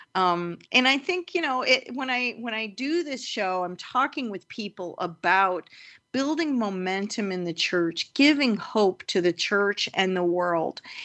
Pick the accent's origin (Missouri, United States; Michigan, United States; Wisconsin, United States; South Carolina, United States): Missouri, United States; St. Louis; I am from Saint Louis